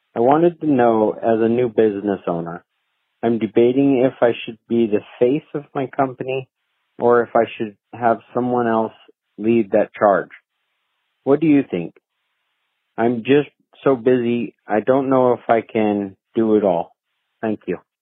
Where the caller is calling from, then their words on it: Seattle, Washington, United States; I am calling from Seattle, Washington